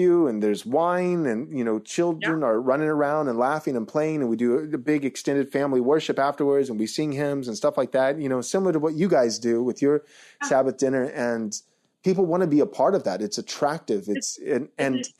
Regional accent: Texas, United States; also born or lived in California; I grew up in Texas, was in California for a while, and moved back home to Texas

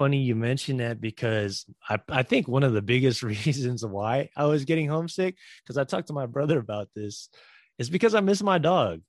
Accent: Bay Area, California, United States; moved away; growing up in the Bay Area and like being close to my family

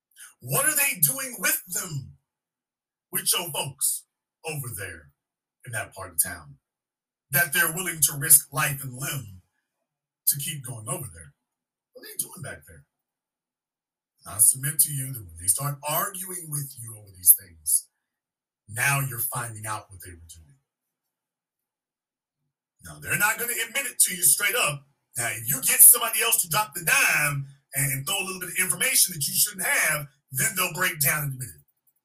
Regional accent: Louisiana, United States; I'm from Louisiana, and I can definitely tell you Chicago is right up there with anything I've ever seen.

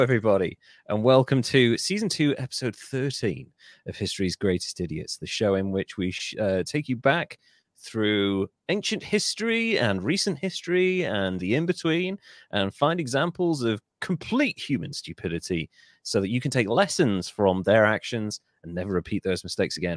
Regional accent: Wales, United Kingdom; as a Welshman

